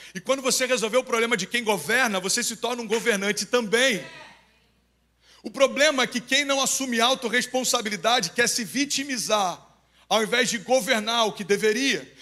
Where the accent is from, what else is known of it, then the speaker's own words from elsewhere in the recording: Cabo Frio, Rio de Janeiro, Brazil; moved away; Lá em Cabo Frio, pelo menos a gente usava